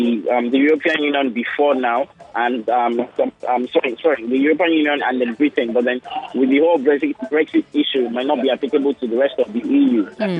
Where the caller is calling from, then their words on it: Ikoyi, Lagos, Nigeria; I'm calling you from Iko.